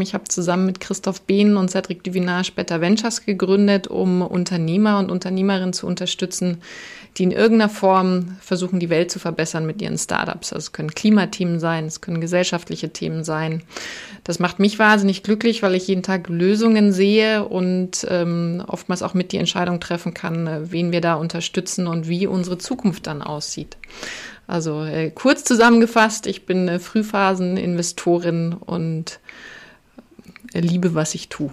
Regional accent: a small village south of Munich, Bavaria, Germany; ich bin südlich von München in einem winzigen Dorf in der Natur aufgewachsen

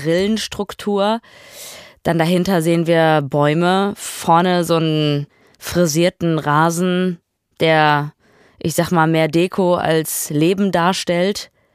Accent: Ruhr area, North Rhine-Westphalia, Germany; ich komme aus dem Ruhrpott

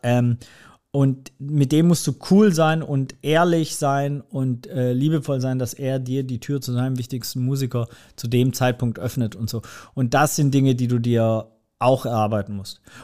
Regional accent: Swabia, Germany; da bin ich einfach im Schwabenländle geboren

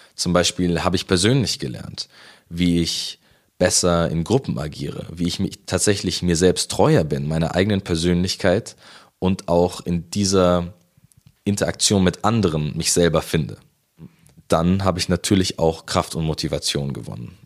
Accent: Munich, Bavaria, Germany; also born or lived in Haidhausen, Munich; wohne ich aktuell in Heidhausen, aber ursprünglich komme ich aus der Au. Dort bin ich in der Gemeinde Maria Hilf schon lange aktiv.

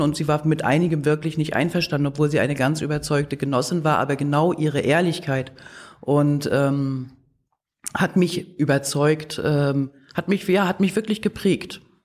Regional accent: Wismar, Mecklenburg-Vorpommern, Germany; also born or lived in Leipzig; Ich komme aus Mecklenburg-Vorpommern, ich bin in Wismar geboren worden

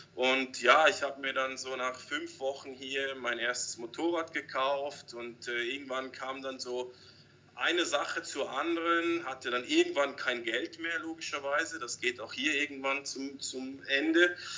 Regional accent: Switzerland; moved away as an adult; now in Cambodia; wir als Schweizer

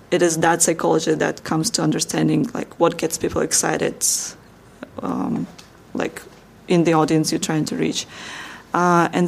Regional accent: Slovakia; I'm from Slovakia

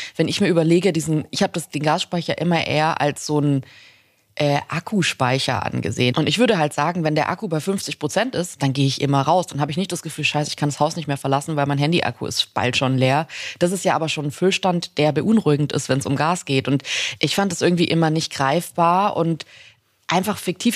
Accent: Swabia, Germany; ich komme aus Schwaben

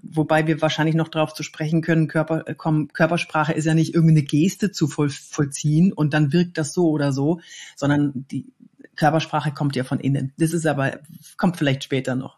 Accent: Cologne, North Rhine-Westphalia, Germany; ich komme eigentlich aus Köln, aber ich bin so viel unterwegs

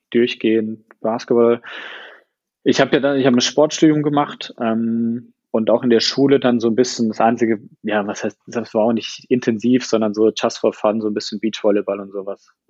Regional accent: Heidelberg, Baden-Württemberg, Germany; ähm, ich komme aus Heidelberg, bin ja jetzt im Januar 31 geworden

